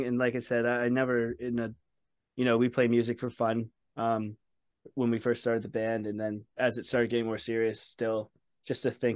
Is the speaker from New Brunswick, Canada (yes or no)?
yes; Saint John, New Brunswick, Canada; also born or lived in Edmonton, Alberta; I ended up moving from Edmonton, Alberta back home. I'm from St. John, New Brunswick.